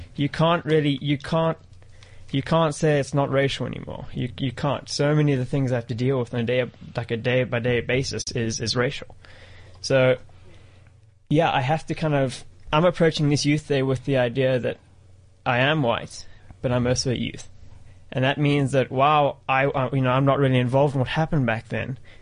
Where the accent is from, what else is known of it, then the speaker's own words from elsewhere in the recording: South Africa; in terms of my being part of like being a South African, to an extent I am, but to an extent I'm not.